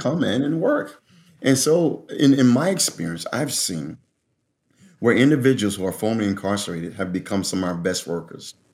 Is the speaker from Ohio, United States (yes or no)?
no; Philadelphia, Pennsylvania, United States; I grew up there, uh, in Philadelphia